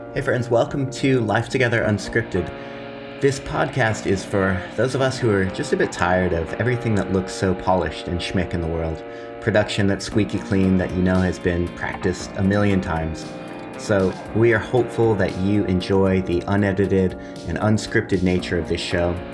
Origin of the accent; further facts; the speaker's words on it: Southern California, United States; moved away as an adult; now in Melbourne, Australia; I grew up in Southern California thirty-something years of my life